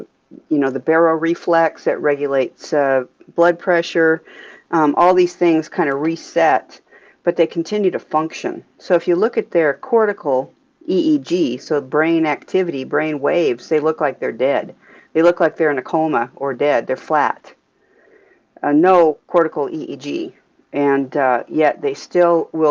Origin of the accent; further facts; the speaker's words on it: Alaska, United States; I am from Alaska, and I left for graduate school and a postdoc, so I was gone for about 8 years, and came back to Alaska